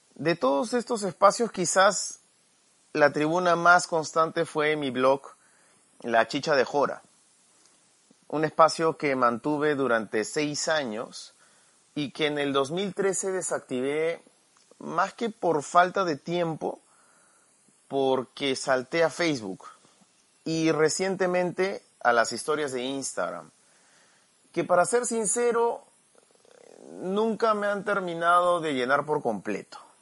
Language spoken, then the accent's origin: Spanish; Peru; also born or lived in Lima, Peru; Actualmente vivo en Lima, en Perú